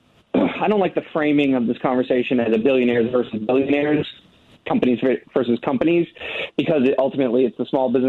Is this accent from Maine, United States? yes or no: yes; Northern Maine, United States; I'm the son of a house painter and a nurse from Northern Maine, and I'm not from Silicon Valley.